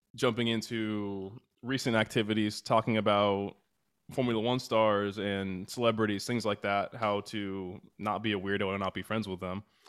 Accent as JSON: {"language": "English", "country": "United States", "said": "we're American"}